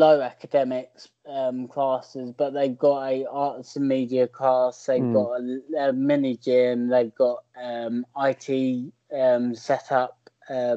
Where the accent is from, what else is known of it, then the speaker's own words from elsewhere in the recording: Bognor Regis, South East England, United Kingdom; I'm from Bognor